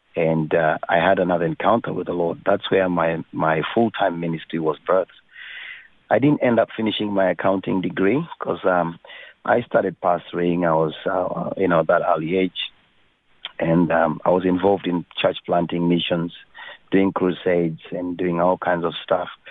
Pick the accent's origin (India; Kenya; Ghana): Kenya; I was born in Kenya.